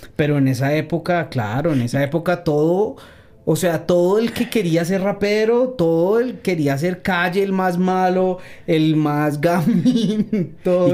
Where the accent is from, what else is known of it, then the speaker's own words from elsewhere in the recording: Bogotá, Colombia; pues yo soy bogotano, soy rolo, pero con la mitad de la sangre paisa. Mi mamá es eh, antioqueña